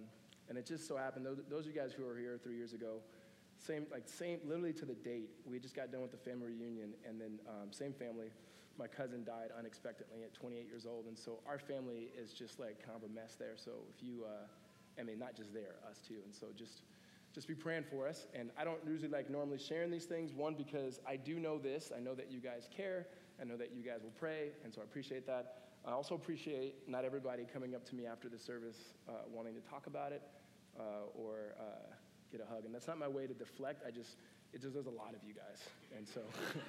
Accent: United States; And by we, I mean America, but just in case you thought I was from the Netherlands.

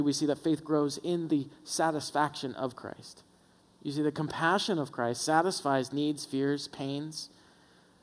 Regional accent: the South, United States; born or raised there

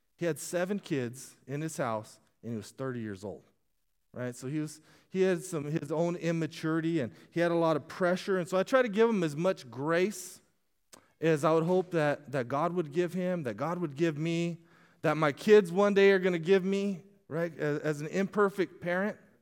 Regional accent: Casa Grande, Arizona, United States; moved away; I grew up in Castro Grande, Arizona

